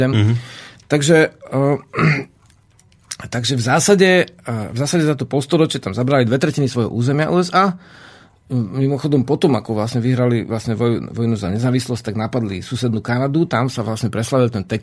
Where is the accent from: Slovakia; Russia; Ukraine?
Slovakia; my sme Sloveni, my sme Slováci na Slovensku